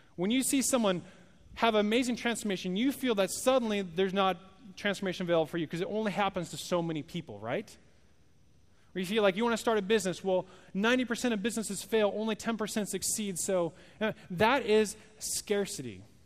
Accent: Oregon, United States; moved away; I'm not from here, I'm from Oregon.

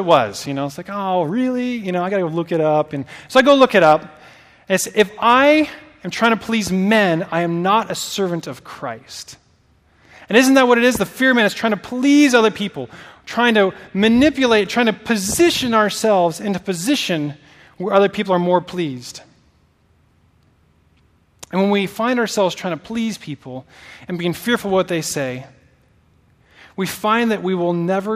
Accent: Oregon, United States; moved away as an adult; I'm not from here. So I'm from Oregon originally. I have not lived in Oregon for 12 years.

